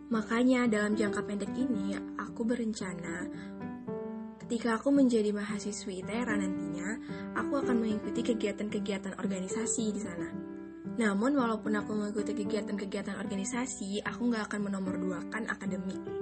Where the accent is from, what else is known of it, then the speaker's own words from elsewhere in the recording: Aceh Tamiang, Aceh, Indonesia; Aku asal Aceh, tepatnya di Aceh Tamiang.